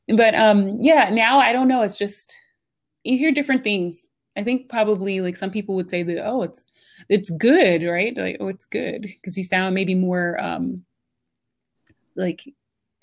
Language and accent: English; Yeadon, Pennsylvania, United States; also born or lived in Philadelphia, Pennsylvania; I was born in Philly, but I grew up in the burbs. So I grew up in Yaden, which is like right out of Southwest Philly